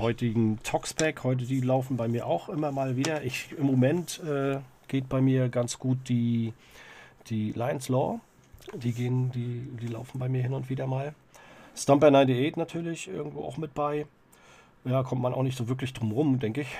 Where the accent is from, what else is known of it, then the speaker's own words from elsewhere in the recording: Greifswald, Mecklenburg-Vorpommern, Germany; also born or lived in Herzogtum Lauenburg (near Hamburg); Ich bin gebürtiger Greifswalder